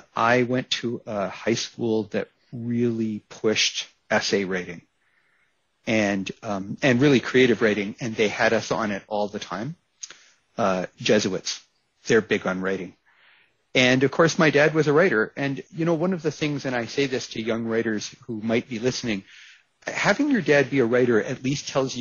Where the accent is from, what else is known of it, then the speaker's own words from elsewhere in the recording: United States; moved away; I'm originally American